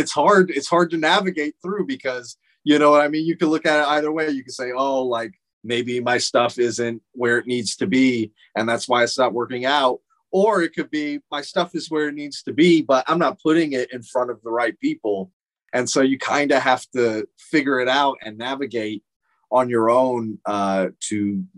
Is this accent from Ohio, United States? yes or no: no; Phoenix, Arizona, United States; I'm from Phoenix